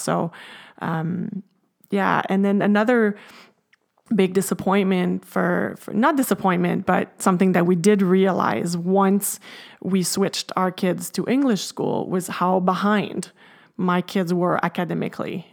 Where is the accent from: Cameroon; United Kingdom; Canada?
Canada; I'm French Canadian myself